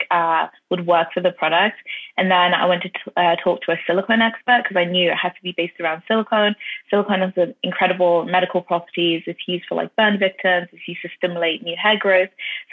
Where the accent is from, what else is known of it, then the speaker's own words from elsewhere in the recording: Ireland; also born or lived in London, United Kingdom / North London; London born, but I was raised in Ireland as well